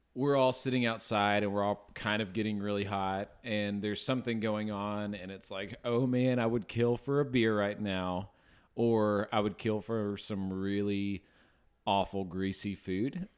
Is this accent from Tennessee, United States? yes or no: yes; Memphis, Tennessee, United States; now in Northwest Arkansas, United States; growing up in Memphis, we'd always go see the Redbirds